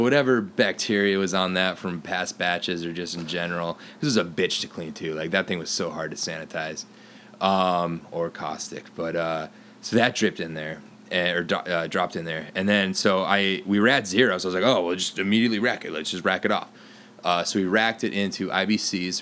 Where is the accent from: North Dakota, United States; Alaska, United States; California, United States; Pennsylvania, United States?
North Dakota, United States; Fargo; now in Bay Area, United States; I grew up in North Dakota, which I thought was a fi- well, it was always a red state, but I didn't know how bad it was. Like I grew up in Fargo